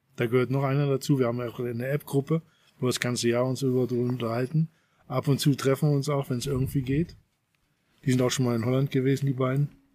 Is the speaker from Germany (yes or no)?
yes; Braunschweig, Lower Saxony, Germany; moved away as an adult; now in Eindhoven, Netherlands; Ich bin Braunschweiger.